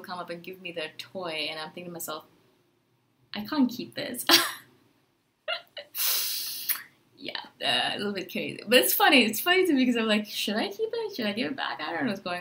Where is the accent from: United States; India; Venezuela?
India; now in Chiang Mai, Thailand; I'm from India originally